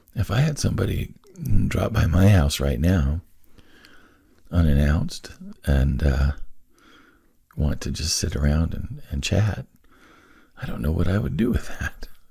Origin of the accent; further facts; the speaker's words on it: Wyoming, United States; I was born on the Lincoln Highway, and I lived in four or five different places along the old Lincoln Highway as I was growing up